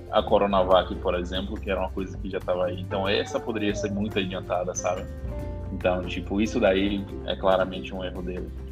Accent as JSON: {"language": "Portuguese", "country": "Brazil", "said": "como brasileiro"}